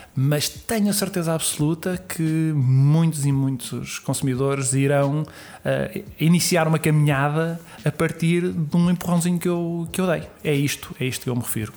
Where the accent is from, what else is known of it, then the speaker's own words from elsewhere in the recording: Sintra, Lisbon, Portugal; muita ligação pela minha terra, pelo sítio onde, onde nasci, onde, onde cresci e por todos os amigos que eu tenho, que eu tenho ali, familiares, todas as raízes que eu tenho em Sintra